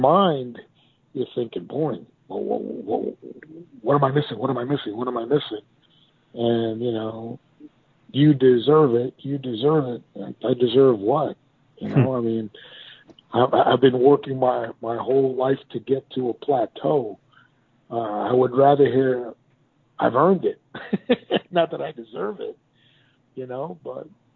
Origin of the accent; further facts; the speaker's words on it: Miami, Florida, United States; my hometown of Miami